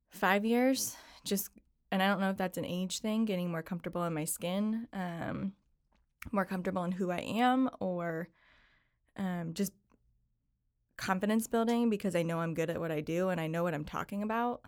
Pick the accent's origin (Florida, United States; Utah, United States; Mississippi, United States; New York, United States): New York, United States; Syracuse; I grew up in Syracuse, New York